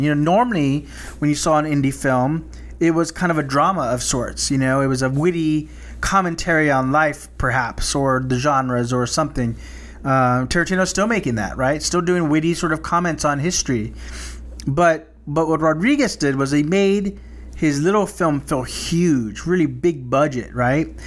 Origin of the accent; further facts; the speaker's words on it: South Texas, United States; growing up as, in a small, predominantly Hispanic town in South Texas